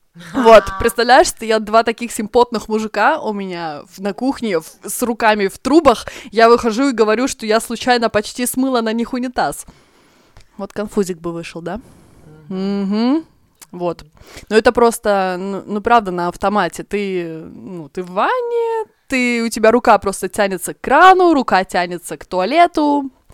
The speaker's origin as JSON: {"language": "Russian", "country": "Estonia", "moved": "as an adult", "lives_now": "Sweden", "said": "я девочка из Эстонии, приехала работать в Швецию"}